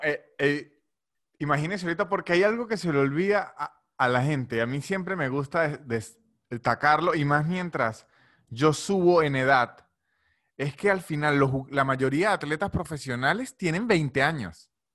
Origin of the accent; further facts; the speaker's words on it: San Cristóbal, Táchira, Venezuela; soy de San Cristóbal